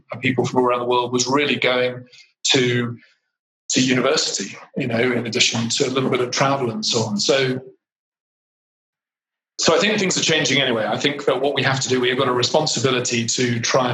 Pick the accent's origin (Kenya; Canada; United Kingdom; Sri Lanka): United Kingdom; moved away as an adult; now in India; as a Brit